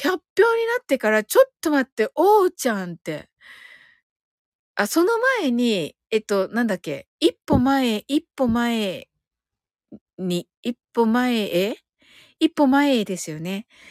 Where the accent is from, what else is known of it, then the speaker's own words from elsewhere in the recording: Kyushu, Japan; 私とか九州人 なので、やっぱりね、イントネーションがね、かなり違うので